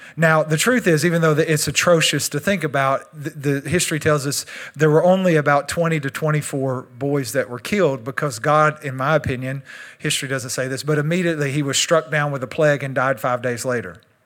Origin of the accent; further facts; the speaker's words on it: Texas, United States; I'm Texan